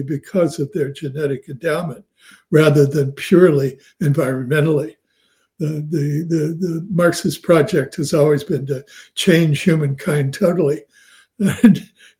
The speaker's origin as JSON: {"language": "English", "region": "Midwest", "country": "United States", "said": "I'm from the Middle West in America, and had something of a similar childhood in some ways to Ed's"}